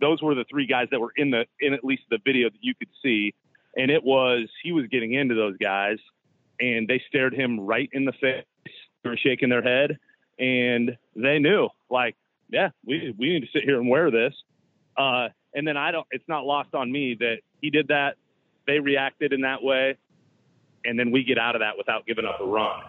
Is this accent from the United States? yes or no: yes; Iowa, United States; moved away; I grew up in Iowa